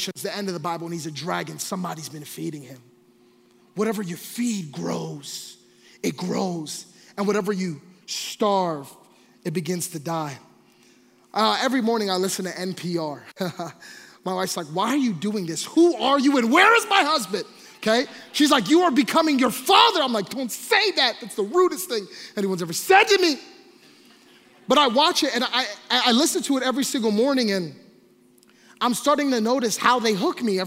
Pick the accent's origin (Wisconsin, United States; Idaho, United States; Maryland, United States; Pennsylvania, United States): Pennsylvania, United States; Philadelphia; I grew up in Philadelphia